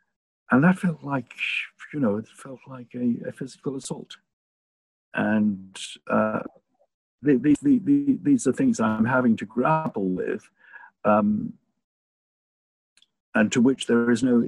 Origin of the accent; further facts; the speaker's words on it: England, United Kingdom; I was having to look at myself, not just as an English person, but as a Jewish person and as an English Jew